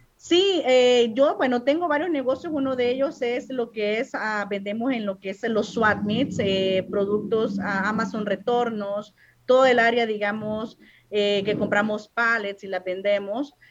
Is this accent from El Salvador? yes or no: yes; El Salvador; moved away as an adult; now in United States; yo soy de origen salvadoreña